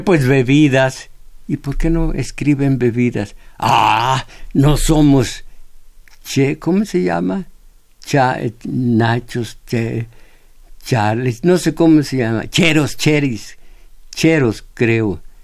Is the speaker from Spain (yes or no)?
no; Mexico; yo soy mexicano, de acá de este lado